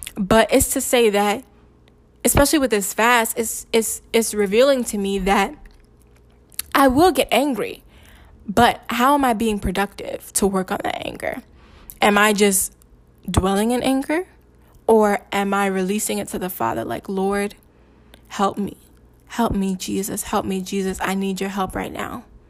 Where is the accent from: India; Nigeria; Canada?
Nigeria; I'm Nigerian